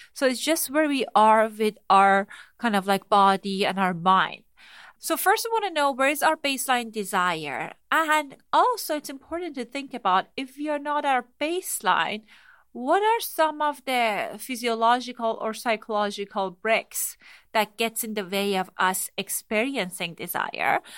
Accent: Iran; moved away; I grew up in Iran

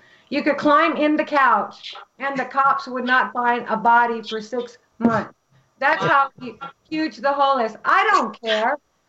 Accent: Canada; moved away; I'm from Canada.

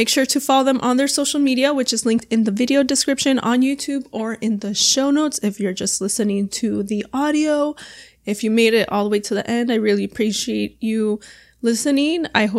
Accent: Arizona, United States; also born or lived in Los Angeles / San Diego / Orlando; now in Miami, United States; I'm originally from like Arizona. But I've lived in LA, San Diego, Orlando, now in Miami. So I've lived on both coasts.

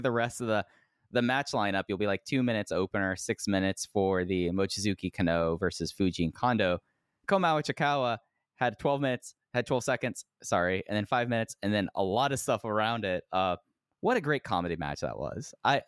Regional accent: Texas, United States; I'm a Texan.

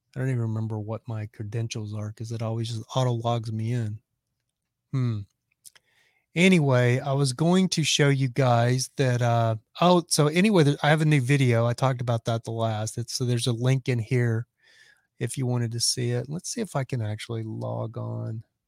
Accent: Texas, United States; I'm from Texas

